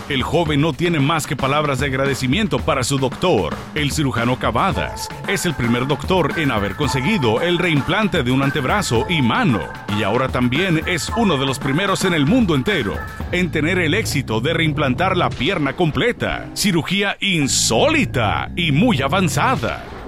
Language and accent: Spanish; Peru; now in Miami, United States; soy peruano